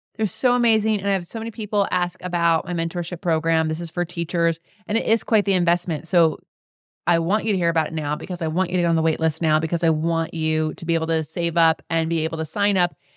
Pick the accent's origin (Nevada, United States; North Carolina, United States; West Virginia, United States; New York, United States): Nevada, United States; Las Vegas; I'm from Vegas